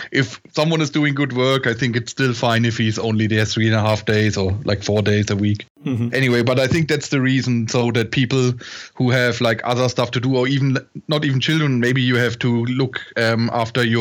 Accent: near Würzburg, Bavaria, Germany; I grew up in Germany in a small village, basically, near Würzburg

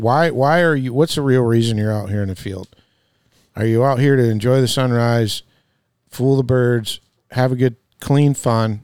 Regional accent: Midwest, United States; I come from the Midwest

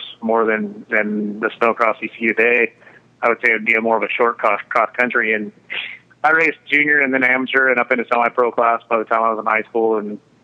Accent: McCall, Idaho, United States; I grew up in McCall, Idaho

